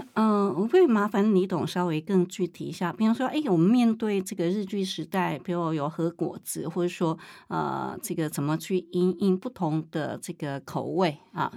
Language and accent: Chinese; Taichung, Taiwan; 因为我是台中人啊